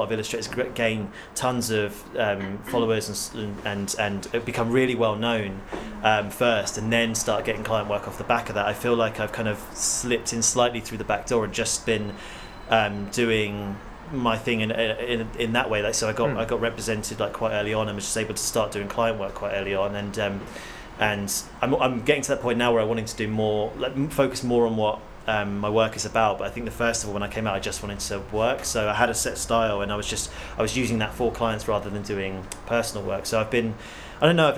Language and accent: English; Hampshire, South East England, United Kingdom; I'm from Hampshire